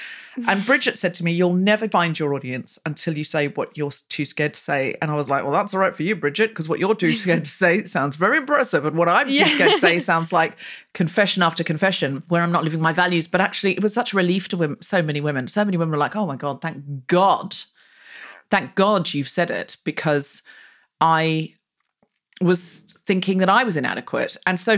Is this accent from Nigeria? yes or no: no; Australia; accent: Australian; Although I don't think my Australian accent's that's great anymore. People, Australian friends, I go, you sound like a pom doing an Aussie accent, ….